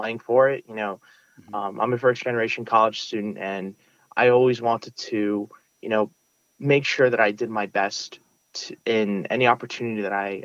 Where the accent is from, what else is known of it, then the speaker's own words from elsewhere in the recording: New York City, New York, United States; first language Russian; English is a second language; I grew up in Sunset Park, Brooklyn